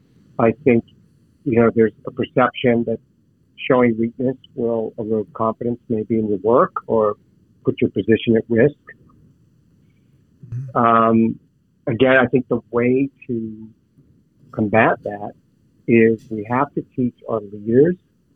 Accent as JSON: {"language": "English", "town": "Pittsburgh", "region": "Pennsylvania", "country": "United States", "tie": "born or raised there", "said": "We grew up in Pittsburgh, and my son's in college, you know, right over the border in Ohio."}